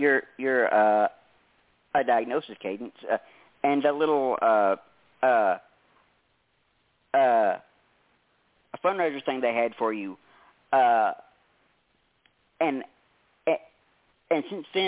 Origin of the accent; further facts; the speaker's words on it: Tennessee, United States; I was in Canada, I got to experience a couple of things that were quite the culture shock for a southern boy from Tennessee